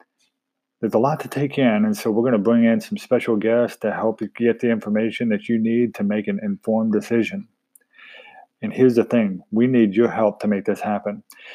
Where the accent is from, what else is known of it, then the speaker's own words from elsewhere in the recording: Sapulpa, Oklahoma, United States; my hometown of Sepulpa, Oklahoma. In the beginning, we were dedicated to telling the good stories about the town that we live in.